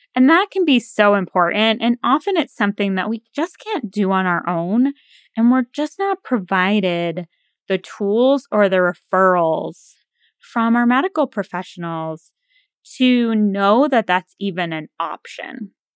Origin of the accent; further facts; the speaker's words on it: New England, United States; now in near the Potomac River, United States; growing up in New England